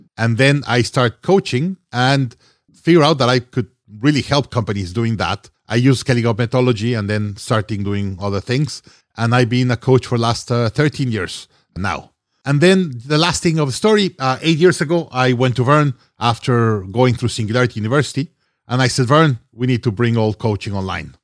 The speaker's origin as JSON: {"language": "English", "region": "Mexico City", "country": "Mexico", "tie": "born or raised there", "also_born_or_lived": "Monterrey, Mexico / Hong Kong", "moved": "as an adult", "said": "originally from Mexico. I was born in Monterrey, Mexico, raised in Mexico City."}